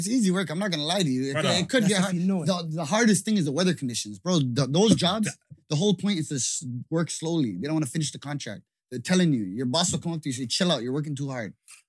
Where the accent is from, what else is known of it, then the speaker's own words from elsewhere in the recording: Toronto, Ontario, Canada; us growing up in Toronto, we all lived in hoods.